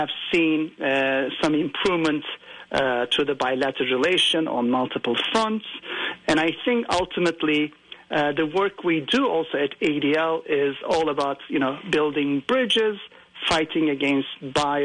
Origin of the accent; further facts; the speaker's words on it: Turkey; I come from Turkey's majority Sunni Muslim community